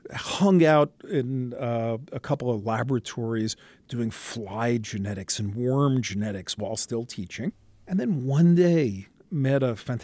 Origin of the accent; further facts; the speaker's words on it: New York City, New York, United States; I'm a kid from Brooklyn, New York, born on Flatbush Avenue, went to high school in Manhattan at Stuyvesant High School